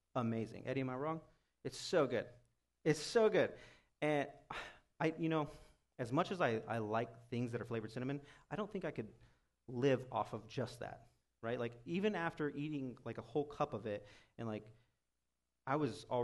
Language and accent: English; United States; American Christians